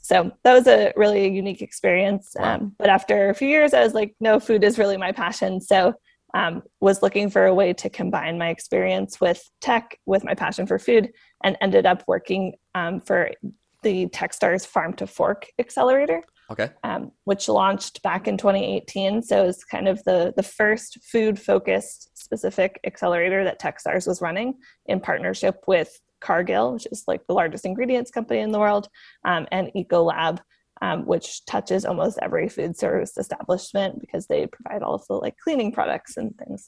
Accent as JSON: {"language": "English", "town": "Sandwich", "region": "Massachusetts", "country": "United States", "tie": "born or raised there", "said": "I grew up on um, Cape Cod, Massachusetts, in a town called Sandwich"}